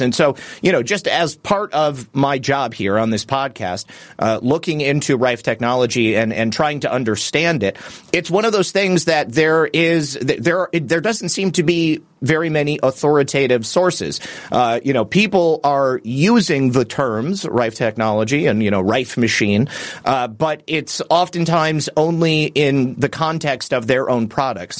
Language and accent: English; Michigan, United States; I'm actually from Michigan as well